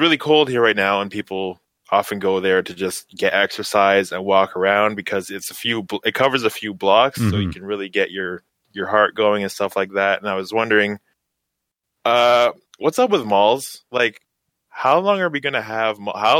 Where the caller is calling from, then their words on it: Edmonton, Alberta, Canada; I'm calling in from Edmonton, Canada.